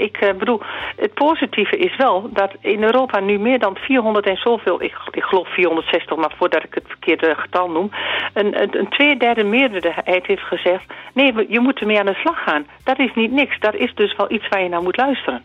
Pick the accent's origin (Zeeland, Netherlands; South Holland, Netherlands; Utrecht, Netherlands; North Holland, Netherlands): Zeeland, Netherlands; bij ons in Zeeland